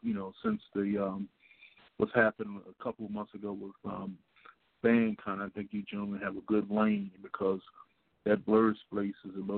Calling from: Washington, District of Columbia, United States; I'm calling from Washington, D.C.

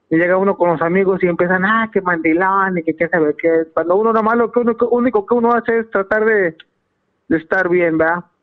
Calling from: Fontana, California, United States; De aquí, de Fontana, California.

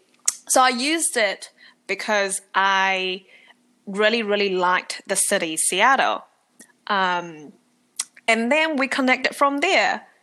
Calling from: Auckland, New Zealand; I'm calling in from Auckland, New Zealand.

